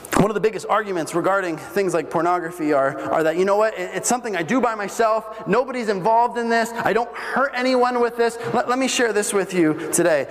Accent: Bolivia; moved away; I grew up in Bolivia, and we had uh, walls all the way around our house.

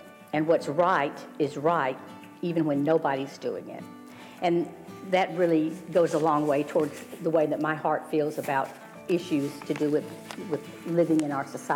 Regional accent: the South, United States; growing up in the South

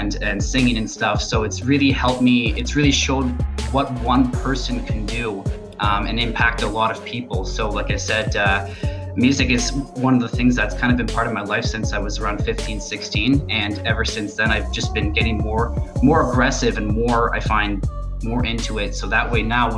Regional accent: Southern Ontario, Canada; now in Edmonton, Canada; I'm originally from Southern Ontario. I was raised on the countryside on a farm

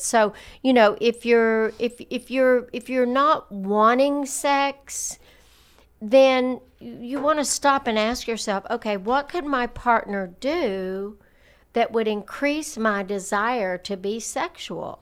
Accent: the South, United States; growing up in the South

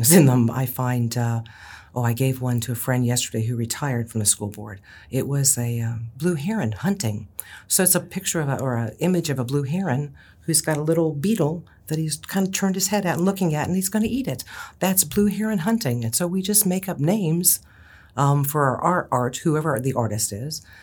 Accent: Ohio, United States; I was raised in Ohio

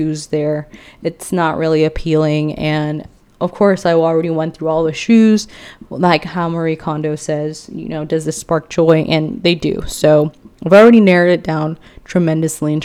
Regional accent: Philippines; moved away; my home country, the Philippines

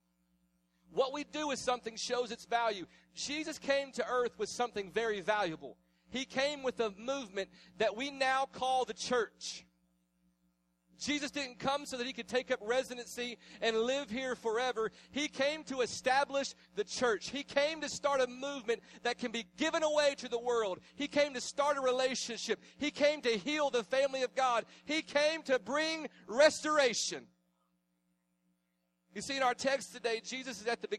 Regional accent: the South, United States; I was raised in the South. This is my hometown. I was raised here

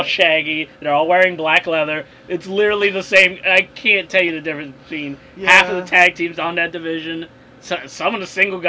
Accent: United States; As an American

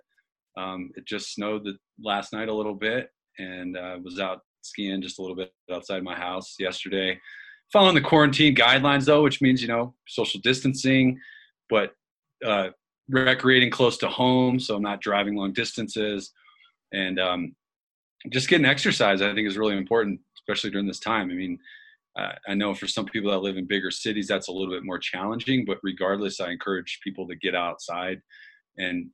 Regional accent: Colorado, United States; I grew up in Colorado

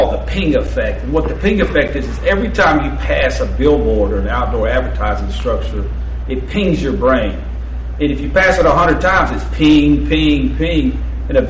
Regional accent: Birmingham, Alabama, United States; I was born in Birmingham. I was raised in Birmingham.

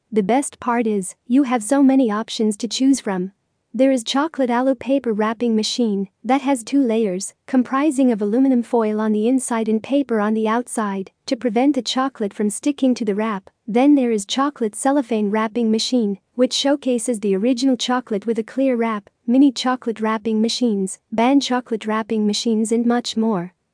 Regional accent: Lebanon; from Lebanon.

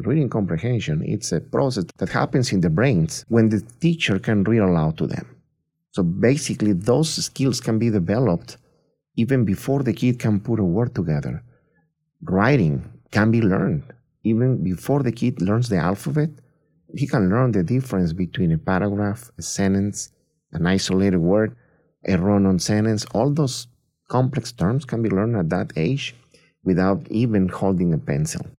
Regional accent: Tampico, Tamaulipas, Mexico; moved away as an adult; now in United States; I'm originally born and raised in Mexico. I grew up in a small town in the coast of the Gulf of Mexico, Tampico, Tamaulipas, which is right below Texas.

